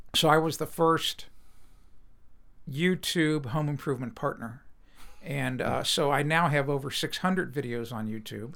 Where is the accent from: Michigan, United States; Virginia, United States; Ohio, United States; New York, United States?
Ohio, United States; Cincinnati; I was born and raised in Cincinnati.